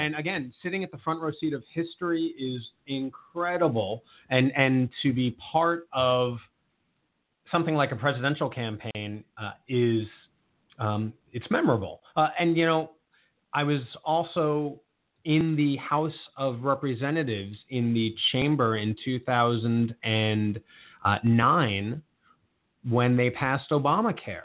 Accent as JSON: {"language": "English", "area": "Long Island", "region": "New York", "country": "United States", "moved": "yes", "lives_now": "Montgomery County, United States", "said": "I am originally from Long Island, New York"}